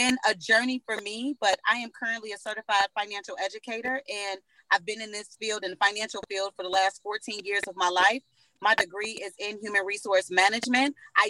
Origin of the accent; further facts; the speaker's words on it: Chicago, Illinois, United States; moved away as an adult; now in California, United States; I'm originally from Chicago, Illinois. I've only been out here in California for about 5 years